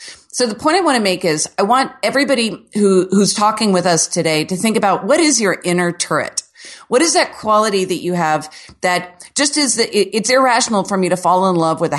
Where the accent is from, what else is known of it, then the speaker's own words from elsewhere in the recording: Orlando, Florida, United States; See, I'm from Orlando where the city was basically settled by Walt Disney in the season 70s. So here, everything is like a square Florida home.